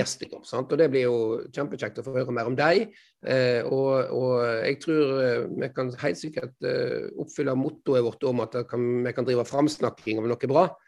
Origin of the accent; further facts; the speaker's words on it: Strilelandet, Vestland, Norway; jeg er jo stril